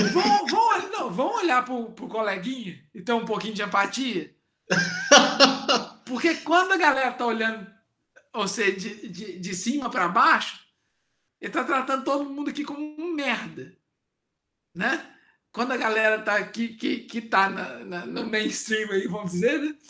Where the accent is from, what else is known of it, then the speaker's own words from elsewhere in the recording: Matozinhos, Minas Gerais, Brazil; moved away as an adult; eu com certeza desgarrei de, de, de Matozinhos, mas não nego de onde eu vim